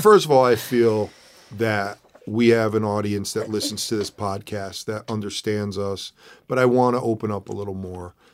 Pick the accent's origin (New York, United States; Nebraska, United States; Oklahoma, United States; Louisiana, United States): New York, United States; New York City; moved away as an adult; also born or lived in Bronx / Westchester / Connecticut; now in California, United States; was born in New York City, moved out